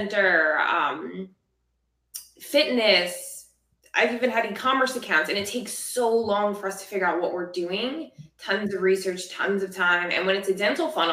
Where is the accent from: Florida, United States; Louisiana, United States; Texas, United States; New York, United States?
Florida, United States; South; I'm from South Florida.